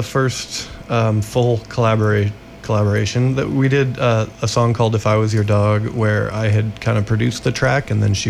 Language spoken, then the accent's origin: English; Colorado, United States; moved away as an adult; now in New Orleans, United States; we are from Colorado. We moved here in late September, and we kind of spent like the better part of the year before that on the road, living out of our van when we left Colorado.